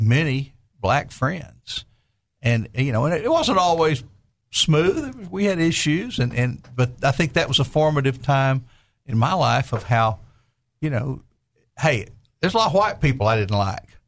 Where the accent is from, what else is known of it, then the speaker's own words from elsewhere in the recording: Conway, Arkansas, United States; I grew up in Conway